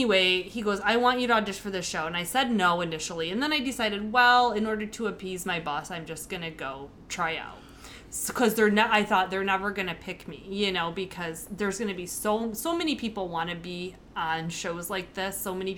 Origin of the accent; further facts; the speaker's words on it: Michigan, United States; No, I'm from Michigan, actually, originally, if you didn't know that.